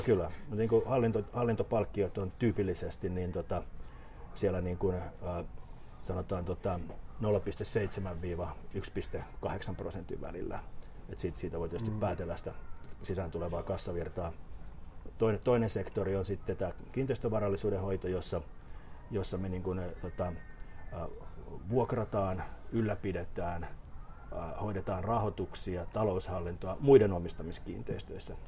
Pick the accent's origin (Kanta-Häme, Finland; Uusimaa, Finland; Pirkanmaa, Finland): Uusimaa, Finland; Helsinki; also born or lived in Pihlajamäki / Hakunila, Vantaa; mä synnyin, synnyin niin kuin Kallio, Kalliossa, asuttiin Porvo, Porvoon kadulla siinä niin kuin Brahen kentän Brakun laidalla. Ja, ja tota, mutta mut, niin koulut mä oon käynyt tuolla tota, niin kuin pääkaupunkiseudun lähiöissä